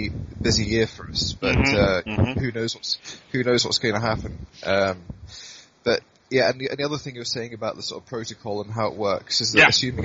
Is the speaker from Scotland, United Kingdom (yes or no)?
yes; Blairgowrie, Scotland, United Kingdom; the Blair in Rattray Highland Games, which is my hometown